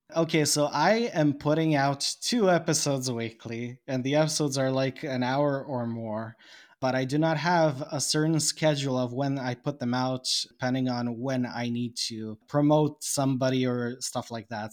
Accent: Bosnia & Herzegovina; English is a second language; I am not an English speaker, I am a Serb from Bosnia, and I live in Bosnia, another country.

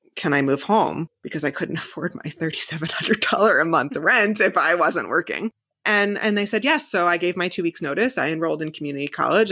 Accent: New Jersey, United States; moved away as an adult; also born or lived in Manhattan / Hoboken / Oklahoma; now in Columbus, United States; being from New Jersey my whole life and living in Manhattan

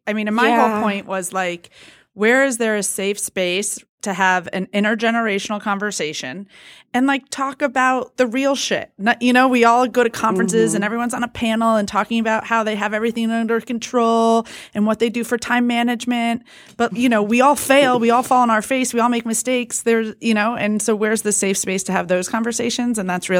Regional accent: West Hartford, Connecticut, United States; I mean, I grew up in West Hartford, Connecticut.

